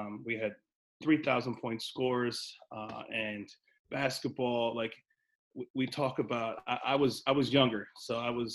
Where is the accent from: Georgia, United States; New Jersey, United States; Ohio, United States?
New Jersey, United States; Princeton; I'm from Princeton. I grew up in Princeton